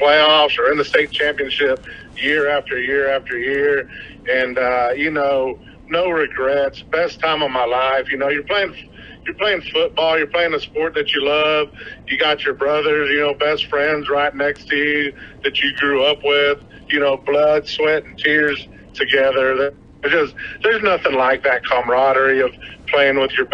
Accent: Odessa, Texas, United States; also born or lived in El Paso, Texas; So I moved here in third grade.

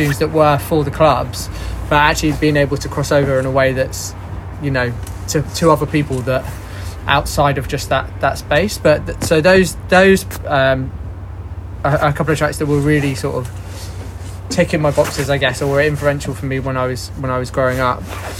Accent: Torquay, South West England, United Kingdom; In Torquay.

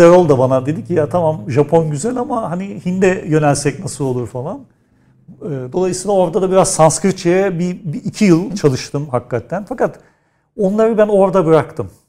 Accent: Istanbul, Turkey; doğduğum yer Kadırga, büyüdüğüm yer Nişancı

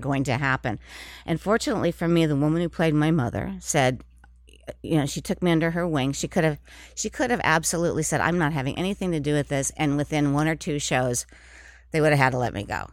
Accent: Minnesota, United States; moved away as an adult; also born or lived in New York City; I was from Minnesota, and, and it's, um, m, the, in the Midwest

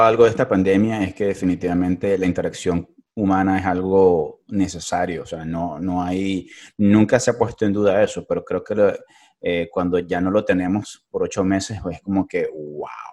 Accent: Caracas, Capital District, Venezuela; moved away; como buen caraqueño

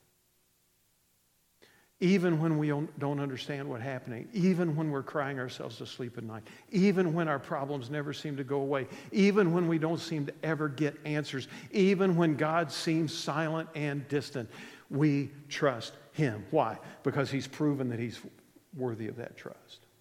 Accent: West Virginia, United States; I grew up in West Virginia.

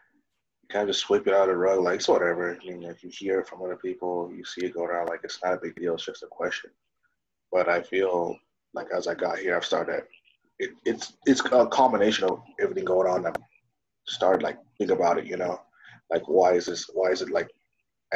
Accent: Dayton, Ohio, United States; first language Swahili; English is a second language; also born or lived in Kenya; I've been going up Dayton, Ohio

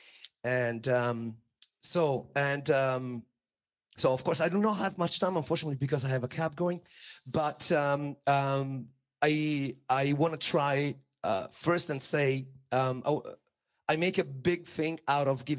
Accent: Italy; I was born in Italy

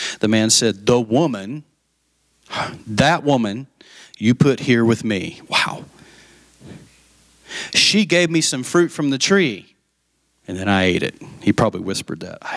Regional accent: West Texas, United States; I grew up in West Texas

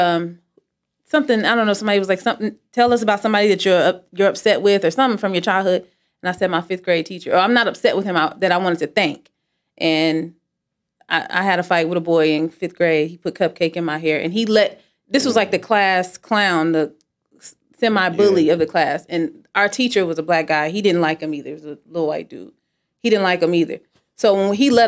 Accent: Las Vegas, Nevada, United States

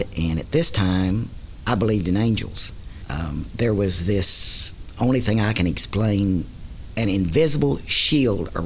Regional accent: Oklahoma, United States; accent: Okie; from this Okie accent, you can't tell that I'm an American.

